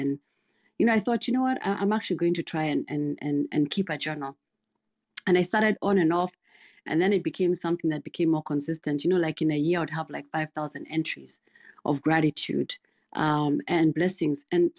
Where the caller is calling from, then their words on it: Missouri, United States; Sure, I'm doing good. I'm joining from Missouri.